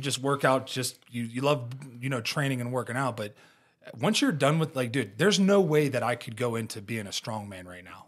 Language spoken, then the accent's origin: English; Ohio, United States; moved away; growing up in Ohio